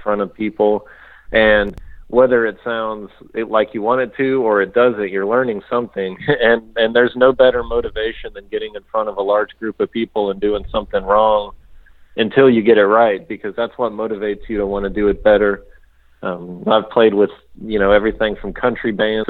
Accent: United States; I'm American

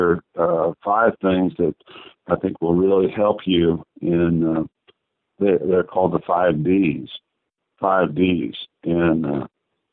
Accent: New Castle, Indiana, United States; moved away as an adult; also born or lived in Evansville, Indiana; St. Anne's Catholic School in Newcastle, my hometown.

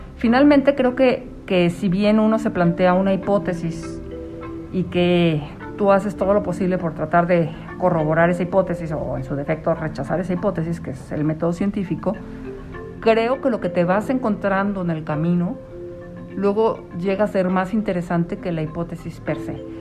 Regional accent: Mexico City, Mexico; moved away; also born or lived in Michoacán; yo soy de la Ciudad de México

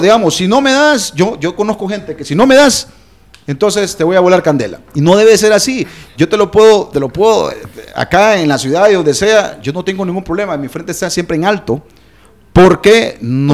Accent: Honduras; es algo de nosotros. En, Honduras

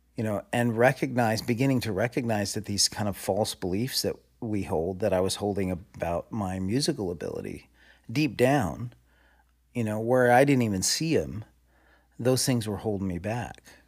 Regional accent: Southern California, United States; raised in Southern California

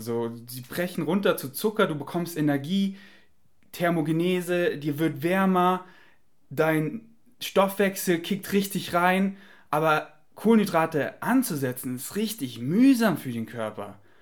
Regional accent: Germany; accent: German; mein deutscher Akzent

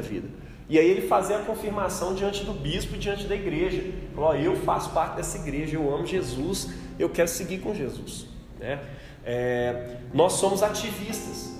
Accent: Belo Horizonte, Minas Gerais, Brazil; A gente é mineiro, a gente é Belo Horizontino

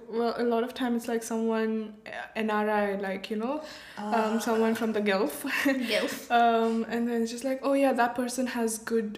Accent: India; I'm from India.

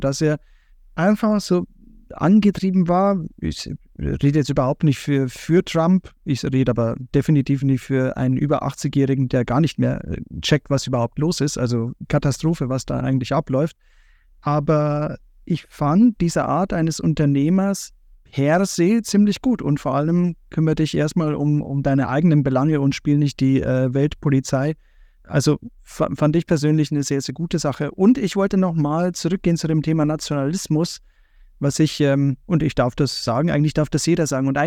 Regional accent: Bavaria, Germany; Also ich komme aus Bayern, von daher, wir haben schon dieses nationale Bewusstsein an, an dieses Land, weil es einfach sehr schön ist

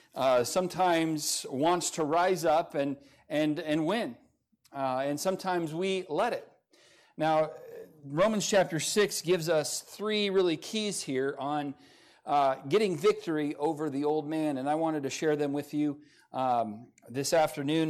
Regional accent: California, United States; moved away as an adult; now in Montana, United States; I'm from California

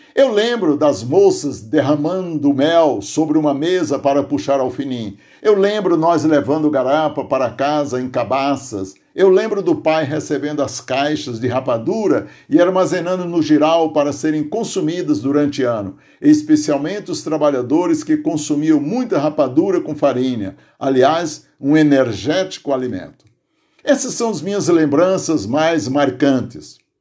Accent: Aurora, Ceará, Brazil; now in Santo André, Brazil; lá em casa, no sítio Tipi, município de Aurora, Ceará, onde nasci

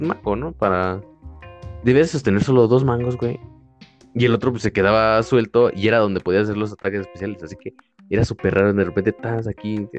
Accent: San José el Alto, Querétaro, Mexico; estaba en San José el Alto. Ahí estaba mi primaria

